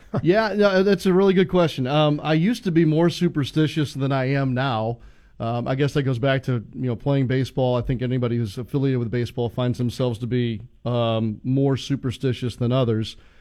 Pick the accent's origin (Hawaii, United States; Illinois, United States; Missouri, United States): Missouri, United States; St. Louis; moved away; I grew up in St. Louis